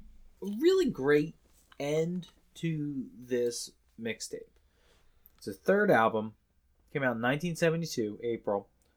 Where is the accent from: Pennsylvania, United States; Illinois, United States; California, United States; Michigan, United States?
Pennsylvania, United States; I'm from Pennsylvania, and I don't know where Lima, PA is.